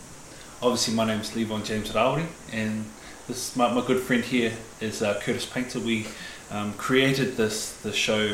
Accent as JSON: {"language": "English", "town": "Whangarei", "region": "Northland", "country": "New Zealand", "tie": "born or raised there", "moved": "yes", "said": "I'm originally from Whangarei. Brought up there, and it's just beautiful to get home."}